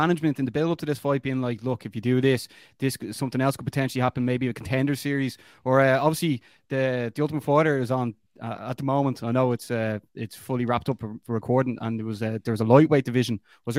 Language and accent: English; Ireland; we're Irish